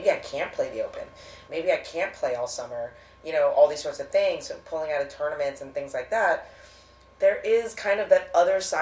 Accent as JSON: {"language": "English", "region": "West Coast", "country": "United States", "said": "I am from the West Coast, born and raised"}